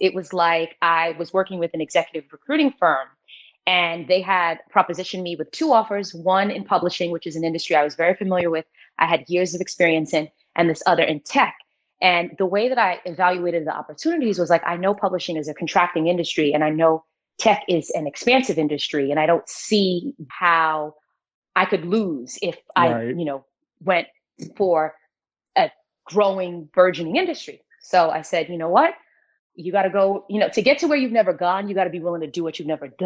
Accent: New York City, New York, United States; moved away as an adult; also born or lived in Greensboro, North Carolina; I'm from New York, hard-body New York

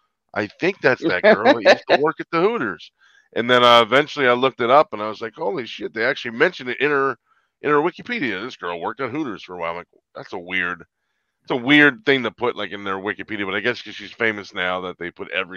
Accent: Atlantic City, New Jersey, United States; now in Woodland Park, United States; I'm from Atlantic City, but I live in Woodland Park now.

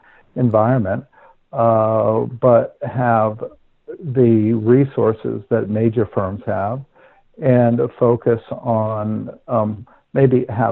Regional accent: Princeton, New Jersey, United States; moved away as an adult; also born or lived in London / Dubai; the farmhouse that I grew up in Princeton

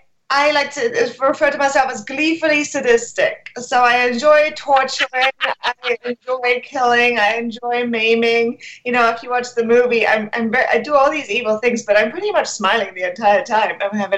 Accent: Germany; born there; Yes, I was born in Germany. But my parents are from England.

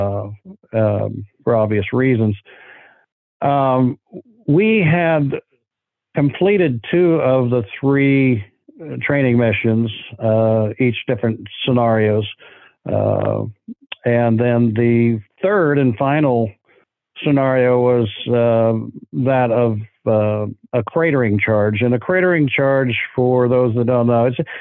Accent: Pacific Northwest, United States; growing up in the Pacific Northwest

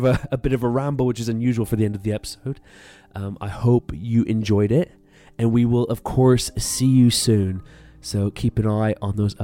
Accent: Canada; now in United Kingdom; I'm from Canada and live in the UK

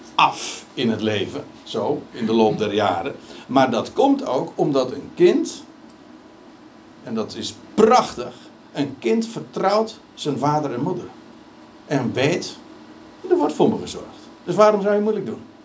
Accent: Netherlands; we als Nederlanders

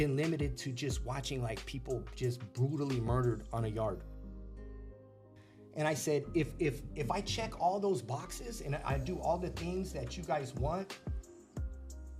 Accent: Los Angeles, California, United States; also born or lived in Pacoima / Sun Valley / North Hollywood / Northridge; I grew up in the San Fernando Valley

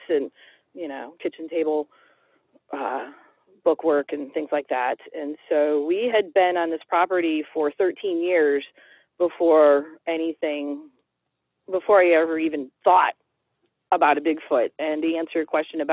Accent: Cleveland, Ohio, United States; also born or lived in Holmes County, Ohio; I was born and raised in Cleveland, Ohio

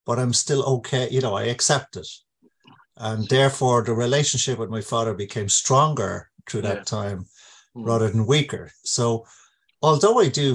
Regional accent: Ireland; I grew up in Ireland during the euphemistically described Troubles, which came very close to us.

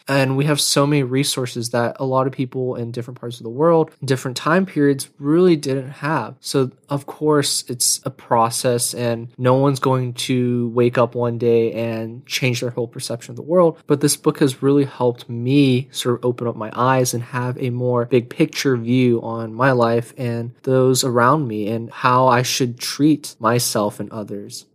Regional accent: United States; growing up in America in a suburbial life

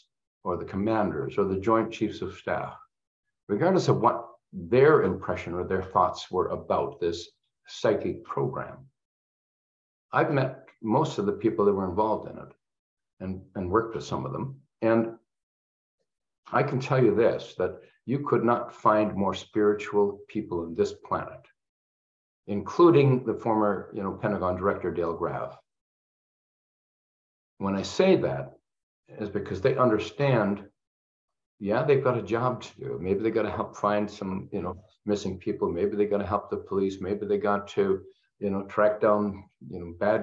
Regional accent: Canada; I'm Canadian

